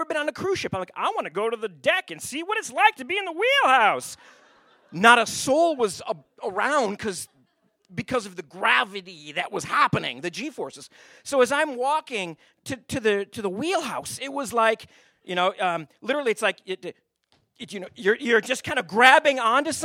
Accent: Owosso, Michigan, United States; moved away as an adult; now in Anchorage, United States; I grew up in Michigan

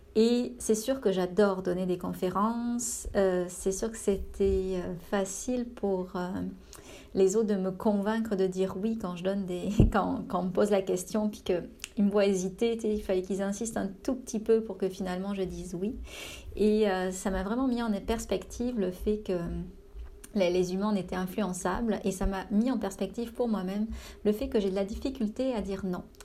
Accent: France; now in Canada

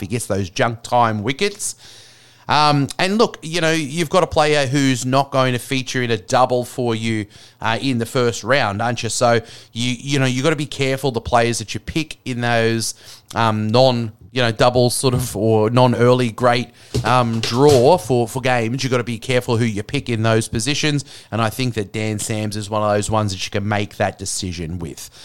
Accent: Australia; as Australian

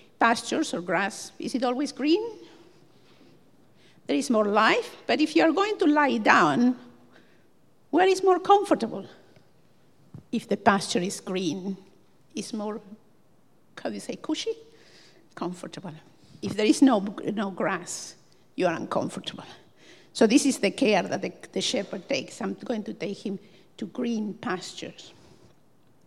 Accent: Buenos Aires, Argentina; moved away as an adult; also born or lived in Dublin / Cork; now in Ireland; I come from Buenos Aires, a small city of around 10 million people

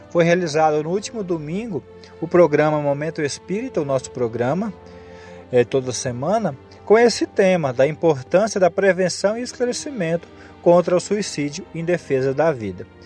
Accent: Aparecida do Rio Doce, Goiás, Brazil; Eu sou de Aparecida do Rio Doce, Goiás, interior do estado

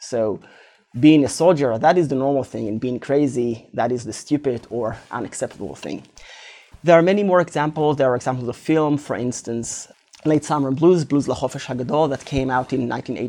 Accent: Israel; And one very particular thing there is that growing up in Israel, the military service, so to speak, is always in the back of one's mind

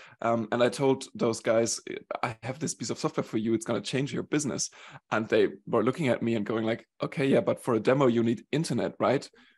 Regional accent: Germany; born there; also born or lived in Sweden / Switzerland; I consider myself a little bit of a European. I was born in Germany. I moved around a bit. I spent 7 years in Sweden.

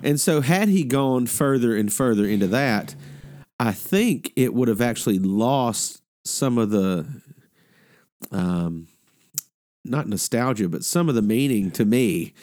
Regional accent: Mississippi, United States; also born or lived in Alabama; now in Georgia, United States; I grew up in Mississippi and Alabama and now live in Georgia.

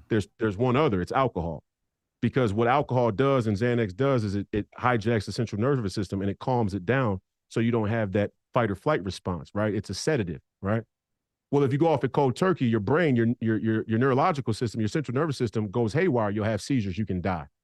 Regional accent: Hopkins, Minnesota, United States; also born or lived in Canada; I grew up in Hopkins. I went to high school in Hopkins. It's one of the most Jewish communities in Minnesota.

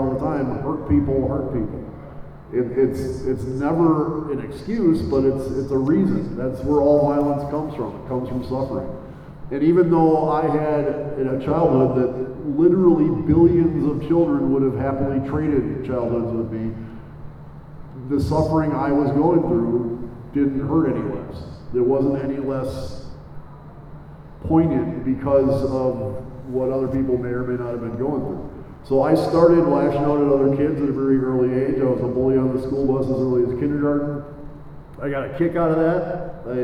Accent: Mequon, Wisconsin, United States; I grew up in Mequon

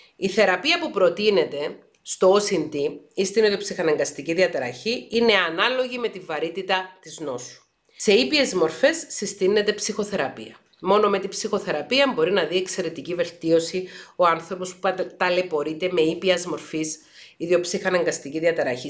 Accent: Paphos, Paphos District, Cyprus; Εγώ γεννήθηκα και μεγάλωσα στην Πάφο της Κύπρου

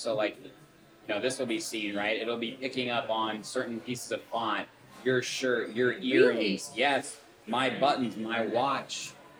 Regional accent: Zionsville, Indiana, United States; moved away as an adult; also born or lived in Los Angeles; now in Chicago, United States; But I was born in Los Angeles, but I moved to Indiana when I was very, very young. So I grew up in a very rural city that now is a little bit more modernized, it's called Zionsville, Indiana.

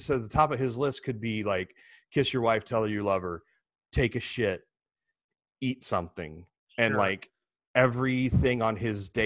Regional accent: United States; It's my favorite part of being an American

